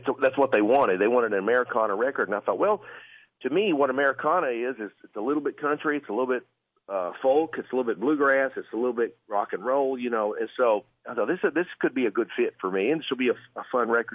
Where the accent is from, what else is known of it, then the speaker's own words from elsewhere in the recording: Arkansas, United States; I'm from Arkansas